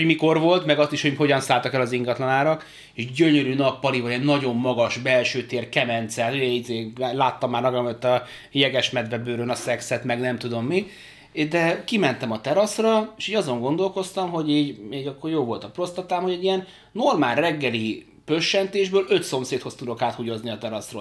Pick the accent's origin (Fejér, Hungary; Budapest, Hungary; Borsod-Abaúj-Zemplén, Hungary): Budapest, Hungary; moved away as an adult; now in Berkenye, Hungary; itt nem sokkal messze tőled az országbíró lakótelepen nőttem föl